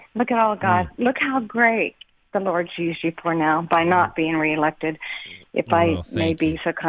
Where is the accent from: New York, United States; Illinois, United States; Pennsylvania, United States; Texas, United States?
Texas, United States; Abilene; Oh, Rick, I'm from Abilene, Texas, but I know where Dripping Springs is.